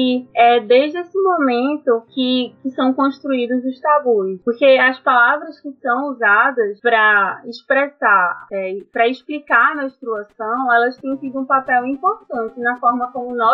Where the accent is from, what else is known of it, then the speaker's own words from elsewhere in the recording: Recife, Pernambuco, Brazil; moved away as an adult; now in Natal, Brazil; né? Eu sou de Recife, e eu estou aqui em Natal, cursando o nono período do curso de Medicina na UFRN.